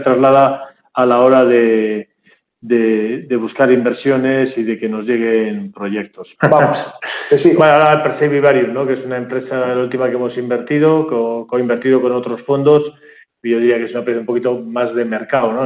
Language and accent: Spanish; Bilbao, Basque Country, Spain; moved away as an adult; also born or lived in Madrid; now in Barcelona, Spain; Yo ahora vivo en Barcelona, aunque soy de Bilbao